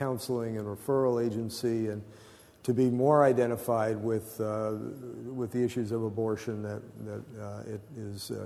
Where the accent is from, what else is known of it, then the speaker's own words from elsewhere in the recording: Arizona, United States; I'm from Arizona